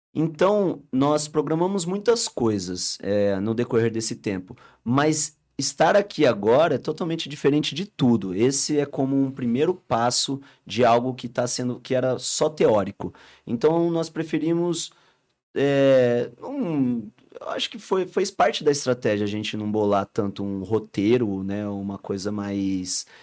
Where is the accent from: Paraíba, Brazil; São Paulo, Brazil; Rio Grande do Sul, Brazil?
São Paulo, Brazil; Rio Claro; Nós somos de Rio Claro